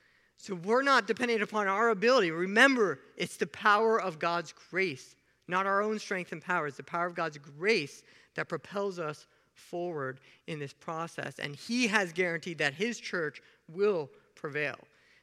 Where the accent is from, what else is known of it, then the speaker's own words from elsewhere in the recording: Kenya; born there; He didn't know I was born in Kenya, Africa. Kenyans are known for something.